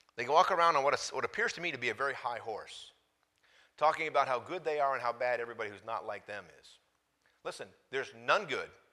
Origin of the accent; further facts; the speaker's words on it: United States; I grew up in America going to church as a teenager